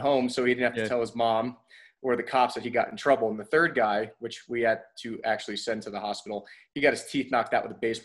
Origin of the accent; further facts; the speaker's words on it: New Jersey, United States; also born or lived in Poughkeepsie, New York; I was born in Poughkeepsie, New York in the United States and grew up in New Jersey